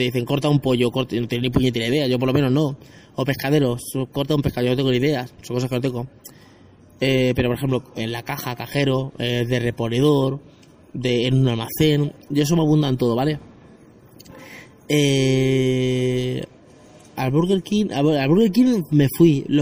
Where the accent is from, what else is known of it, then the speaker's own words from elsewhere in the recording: Spain; los que soy de, de España, el hospital de Alcorcón